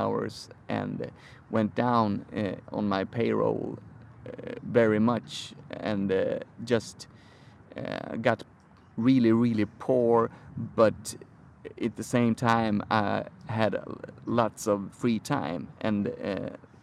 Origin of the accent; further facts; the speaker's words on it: Sweden; moved away as an adult; now in San Francisco, United States; I'm from Sweden.